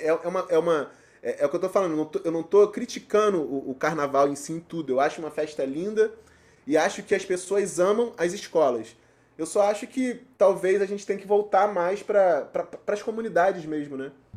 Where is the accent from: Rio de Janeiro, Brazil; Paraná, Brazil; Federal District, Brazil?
Rio de Janeiro, Brazil; Nilópolis; eu sou nascido e criado em Nilópolis